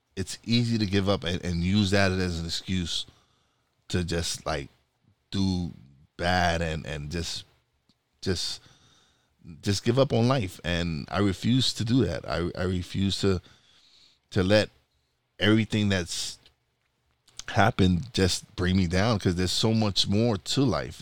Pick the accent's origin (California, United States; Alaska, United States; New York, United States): New York, United States; New York City; moved away as an adult; I'm a Brooklyn boy.